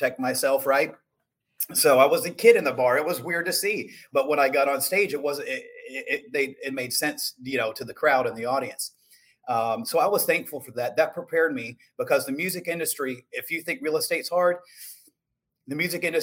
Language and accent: English; Shalimar, Florida, United States; I was born and raised in Chalamar, Florida, which is right near Destin, Florida, and Santa Rosa Beach